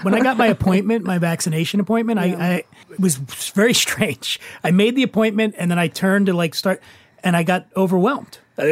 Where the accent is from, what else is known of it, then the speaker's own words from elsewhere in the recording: Philadelphia, Pennsylvania, United States; moved away; I grew up in Philly, and I never went anywhere. We were poor.